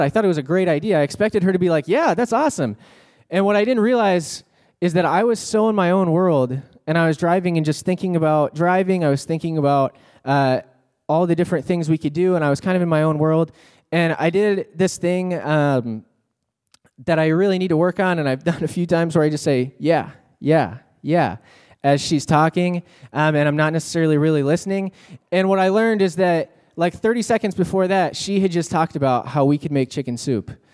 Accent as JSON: {"language": "English", "region": "Texas", "country": "United States", "said": "I'm from Texas"}